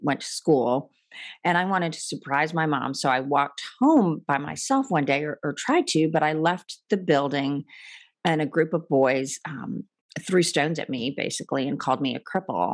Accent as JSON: {"language": "English", "country": "India", "tie": "born or raised there", "said": "I was born in India to Christian parents"}